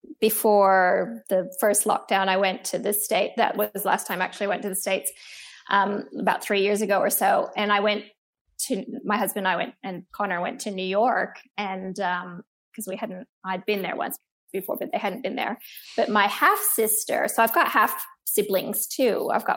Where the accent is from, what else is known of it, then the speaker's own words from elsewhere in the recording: Australia; born there; hears my accent and thinks it's all American, but I'm not American. I was born in Australia and, you know, I've got Asian in me